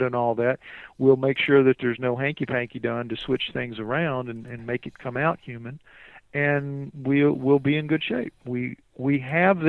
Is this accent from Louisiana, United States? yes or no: yes; New Orleans, Louisiana, United States; I'm from New Orleans